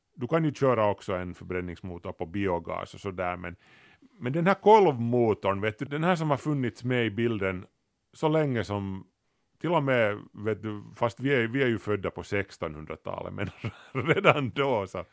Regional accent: Kauniainen, Uusimaa, Finland; när vi var unga i Grankulla

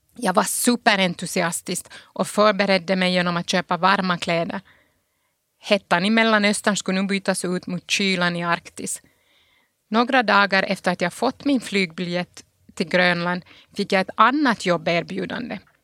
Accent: Pargas, Southwest Finland, Finland; moved away as an adult; also born or lived in Sundsvall / Italy; now in Geneva, Switzerland; min barndom i Pargas

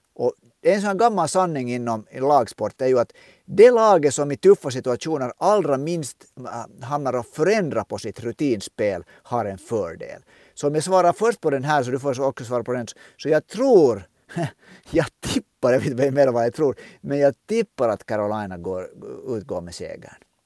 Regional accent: Finland; som en finländsk ishockeyvän

